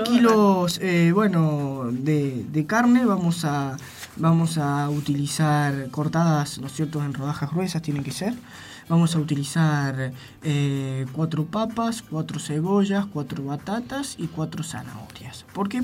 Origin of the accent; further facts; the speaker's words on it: San Luis, Argentina; yo soy totalmente de acá. Con alma merlina.